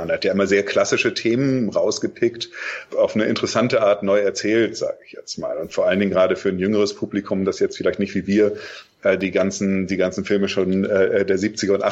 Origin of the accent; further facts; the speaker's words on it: Lüneburg, Lower Saxony, Germany; äh, und das war so wirklich die Zeit